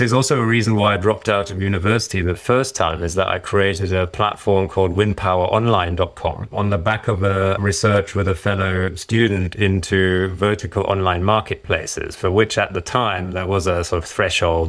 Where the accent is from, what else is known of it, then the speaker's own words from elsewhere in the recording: Germany; also born or lived in Ireland; now in United Kingdom; shortly after I was born, we did return to Germany, and I was, I went to school there, grew up generally, and I then later moved to the U K